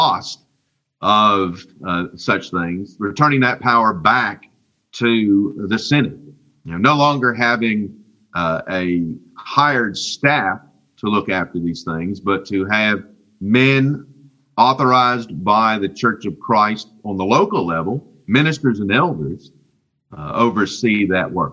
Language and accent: English; West Virginia, United States; I'm from West Virginia. And I learned math in West Virginia public schools